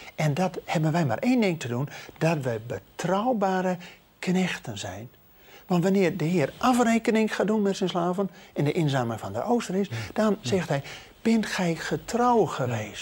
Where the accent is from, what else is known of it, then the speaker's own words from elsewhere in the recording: Netherlands; wij als Nederlanders